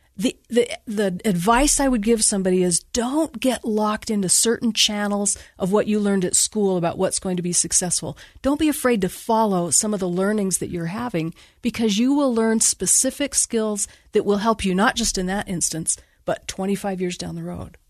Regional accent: Bountiful, Utah, United States; also born or lived in California; I grew up in Bountiful and I went to Bountiful High

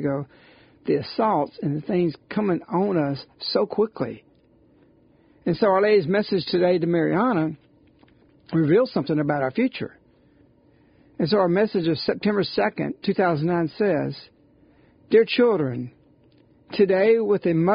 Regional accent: United States; I'm glad I'm an American. I love my Italian roots

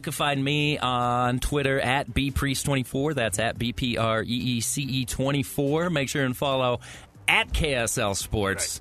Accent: Logan, Utah, United States; I grew up in Logan.

